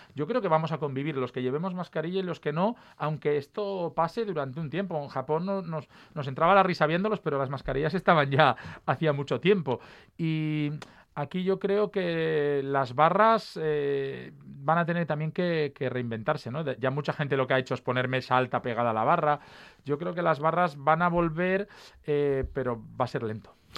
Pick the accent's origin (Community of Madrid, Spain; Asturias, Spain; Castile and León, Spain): Asturias, Spain; Mieres; Yo estudiaba en Turón, soy de Mieres